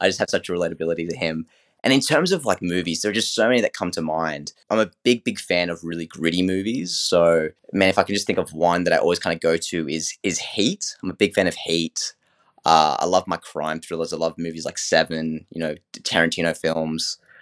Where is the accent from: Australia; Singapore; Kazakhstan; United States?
Australia; being a fellow Aussie